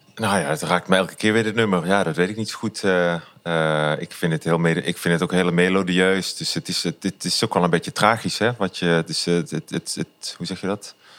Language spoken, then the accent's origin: Dutch; Limburg, Netherlands; also born or lived in Culemborg; ik ben na een maand of zes ook weer terug verhuisd naar Limburg